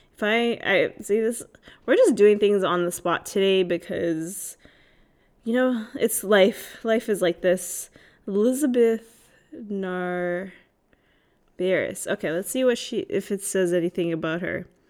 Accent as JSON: {"language": "English", "country": "Canada", "said": "I am Canadian"}